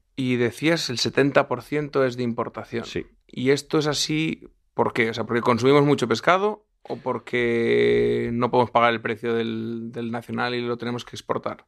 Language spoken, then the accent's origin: Spanish; Lugo, Galicia, Spain; yo soy de Lugo